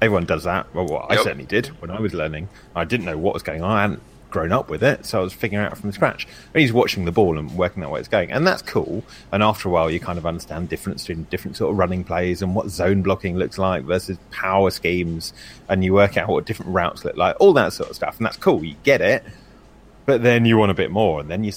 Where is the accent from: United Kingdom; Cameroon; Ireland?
United Kingdom; England; I'm obviously English